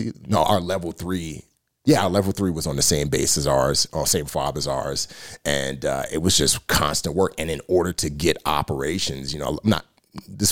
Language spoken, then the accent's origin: English; New York City, New York, United States; moved away; growing up in the Bronx